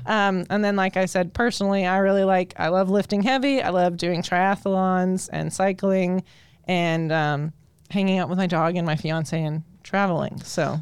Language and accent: English; Colorado, United States; moved away as an adult; now in Indiana, United States; I'm actually born and raised in Colorado when I moved out to Indiana about, oh, I think it's about five years ago now